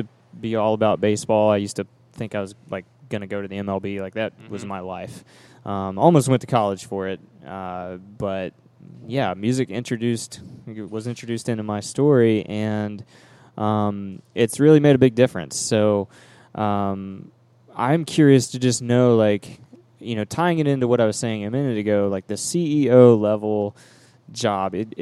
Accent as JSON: {"language": "English", "town": "Hickory", "region": "North Carolina", "country": "United States", "tie": "born or raised there", "said": "my hometown of Hickory, North Carolina"}